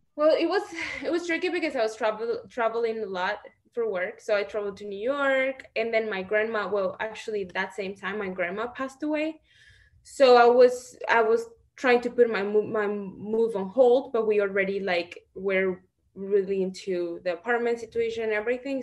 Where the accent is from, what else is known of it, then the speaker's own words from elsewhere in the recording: Celaya, Guanajuato, Mexico; moved away as an adult; now in United States; I am from Guanajuato, Mexico